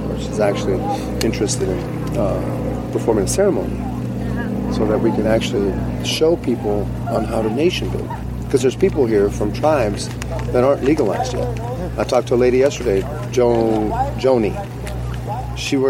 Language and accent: English; Brazil; moved away; also born or lived in Denver; I'm originally from Brazil, and I'm part of a tribe called the Quilombo de Palmares